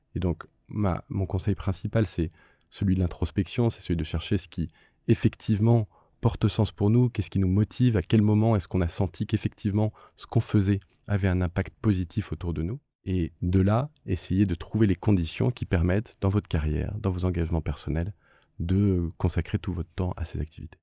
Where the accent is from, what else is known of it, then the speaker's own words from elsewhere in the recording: France; en tant que, que, citoyen, en tant que Français